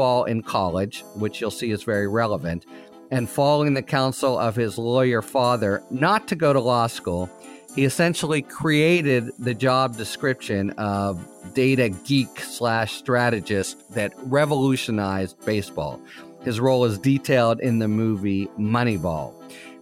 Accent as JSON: {"language": "English", "town": "Pittsburgh", "region": "Pennsylvania", "country": "United States", "tie": "born or raised there", "said": "my hometown Pittsburgh"}